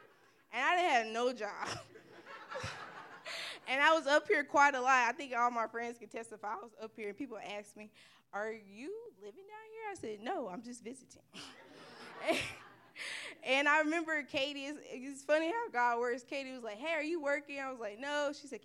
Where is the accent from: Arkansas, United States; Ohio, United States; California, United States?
Arkansas, United States; Little Rock; moved away as an adult; I am from Little Rock, Arkansas